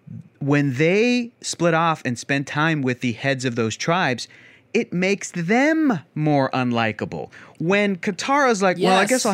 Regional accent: the South, United States; I was raised in the South, and we have manners, Yana.

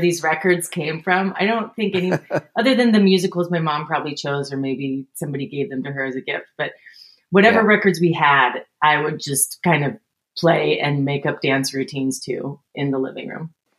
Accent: Northern California, United States; I grew up in Northern California.

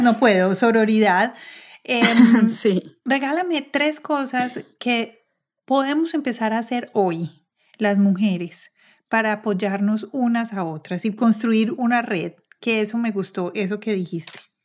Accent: Medellín, Antioquia, Colombia; moved away as an adult; now in United States; yo también soy de Medellín, pero cuando me mudé a vivir a los Estados Unidos hace 11 años

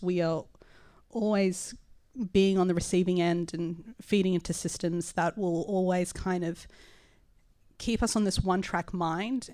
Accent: Sydney, New South Wales, Australia; I am a Miriam Mir, uh, Larakia woman, so I'm Indigenous, uh, but I was raised here in Redfin

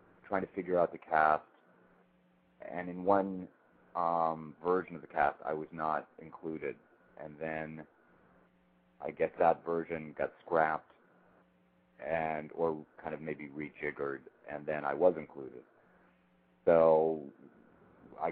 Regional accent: Colorado, United States; I grew up out in Colorado and used to work on a ranch in the summer

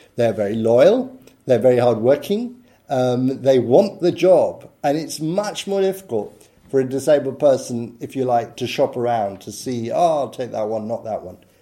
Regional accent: United Kingdom; I'm British

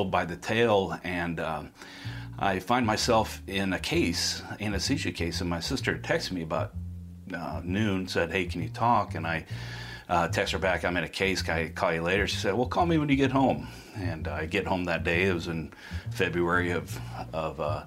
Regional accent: Council Bluffs, Iowa, United States; born or raised there; moved away as an adult

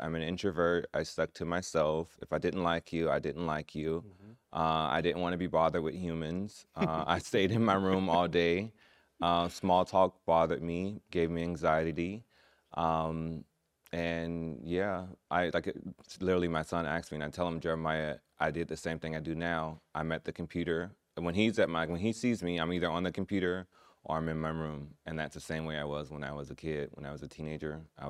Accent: Orlando, Florida, United States; also born or lived in Gainesville; I was born in Gainesville. Okay. I was raised in Orlando, Florida, though.

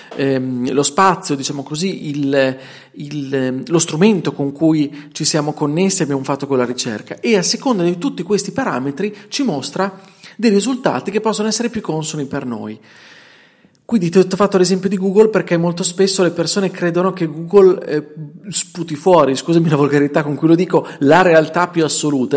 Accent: Bologna, Emilia-Romagna, Italy; accent: Bolognese; senti il mio dialetto, senti la mia inflessione, che è bolognese perché sono bolognese e vivo in provincia di Bologna

